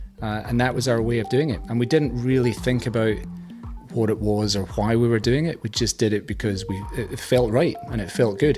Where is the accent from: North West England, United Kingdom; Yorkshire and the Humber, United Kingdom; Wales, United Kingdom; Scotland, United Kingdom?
Scotland, United Kingdom; moved away as an adult; now in Australia; I moved to Australia. I'm Scottish, you might notice.